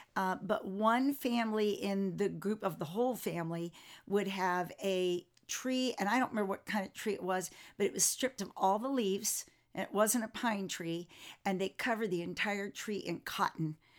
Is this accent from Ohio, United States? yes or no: no; Florida, United States; I was raised in Florida